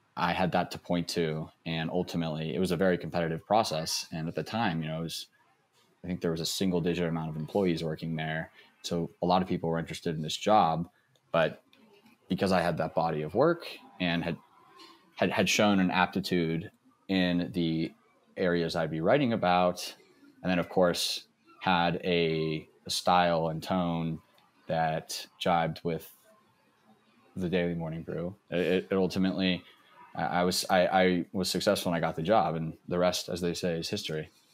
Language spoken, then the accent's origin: English; Texas, United States; I grew up in Texas